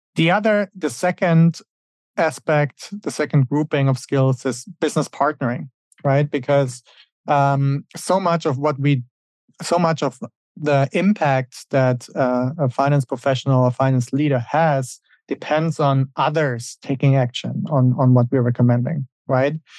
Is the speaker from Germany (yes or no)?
yes; Germany; moved away as an adult; also born or lived in Switzerland; now in United States; Originally, I'm from Germany, and that's where I grew up.